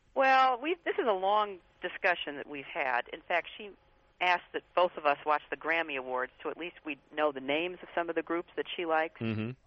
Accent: Midwest, United States; I grew up in the Midwest

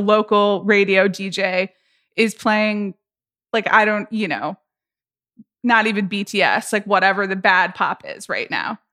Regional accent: United States; I'm American

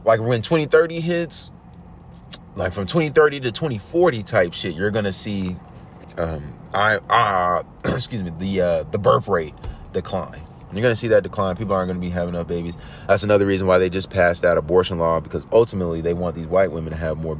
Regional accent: New York City, New York, United States; I'm from New York City

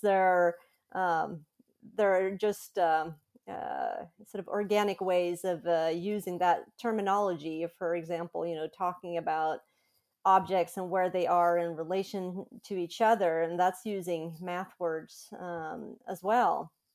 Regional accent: Sweden; moved away as an adult; also born or lived in United States; I was born and raised in Sweden, but I've lived in the U S for about fifteen years

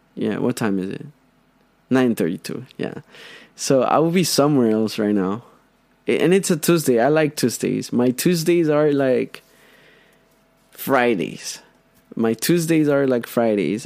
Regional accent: Honduras; first language Spanish; English is a second language; now in United States; I'm from Honduras I feel part of this country I've been here for 7 years

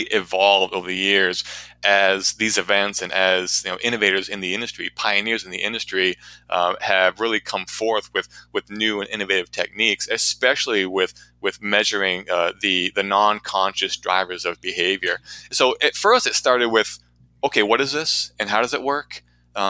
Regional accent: Portsmouth, New Hampshire, United States; my hometown here in Portsmouth, New Hampshire

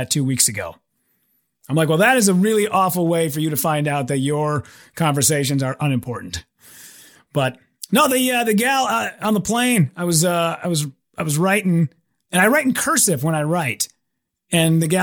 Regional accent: United States; I'm so American. I'm so white and so American

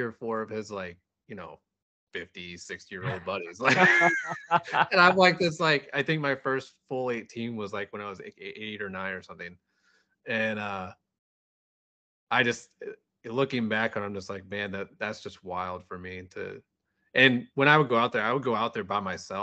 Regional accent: Wildwood, Missouri, United States; Born and raised in west of St. Louis. So I grew up in West, it's called West County

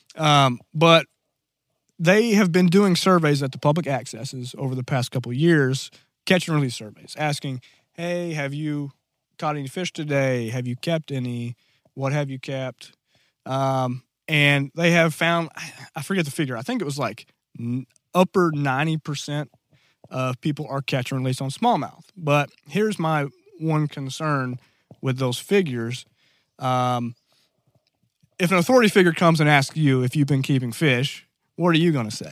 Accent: Black Rock, Arkansas, United States

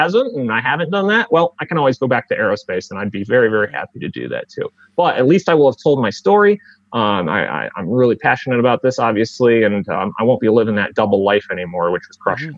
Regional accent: Northeast Connecticut, United States; I'm from Northeast Connecticut

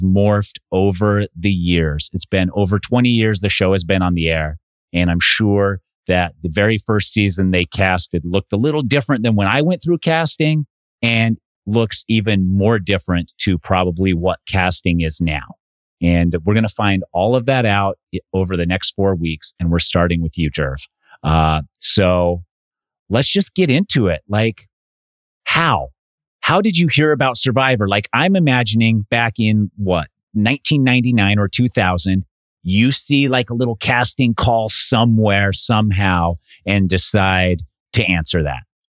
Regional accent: Utah, United States; now in Arizona, United States; I grew up in Utah

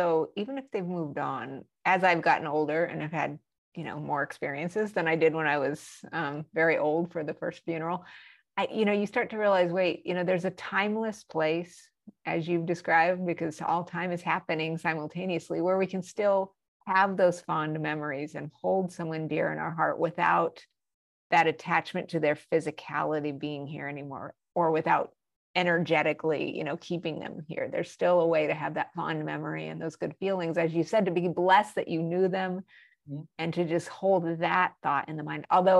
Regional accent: Albuquerque, New Mexico, United States; I grew up in Albuquerque, New Mexico. A lot of people go, Mexico? No, it's New Mexico. It's a state.

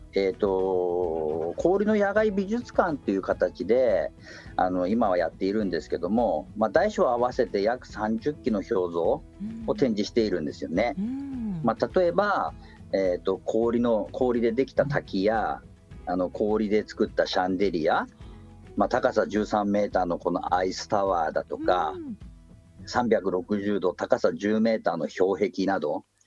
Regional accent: Chitose, Hokkaido, Japan; 支笏湖の近くというか生まれも育ちも支笏湖ですね

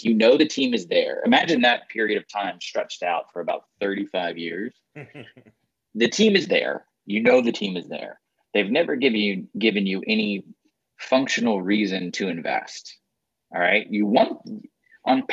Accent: Atlanta, Georgia, United States; now in Nashville, United States; I'm from Atlanta.

